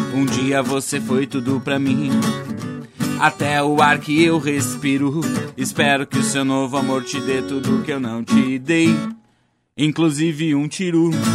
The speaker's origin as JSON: {"language": "Portuguese", "town": "Gravataí", "region": "Rio Grande do Sul", "country": "Brazil", "lives_now": "Cachoeirinha, Brazil", "said": "Gravataí, que é a minha terra, né, cara? sou da região metropolitana"}